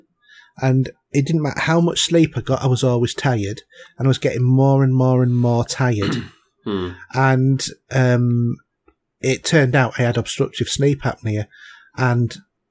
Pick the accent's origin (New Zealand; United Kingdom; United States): United Kingdom; Yorkshire and the Humber; I come from North Yorkshire